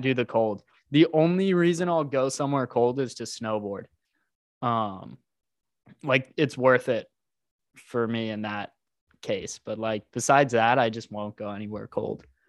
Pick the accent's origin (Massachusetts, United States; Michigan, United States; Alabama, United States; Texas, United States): Texas, United States; Houston; now in Austin, United States; I was born and raised in Houston